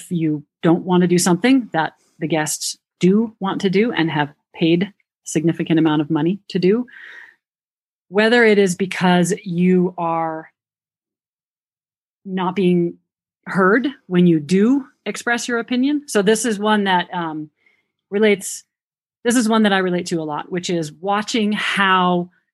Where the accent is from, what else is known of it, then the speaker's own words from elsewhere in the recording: New Hampshire, United States; accent: New Hampshire; that's my New Hampshire accent